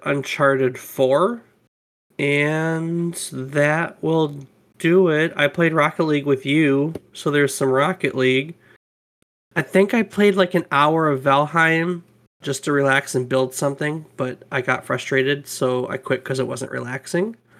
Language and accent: English; United States; we're American